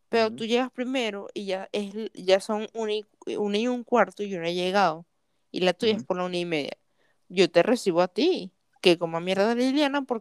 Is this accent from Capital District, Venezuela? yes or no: no; Turén, Portuguesa, Venezuela; No, y de paso, municipio Villabruzual. Discúlpame.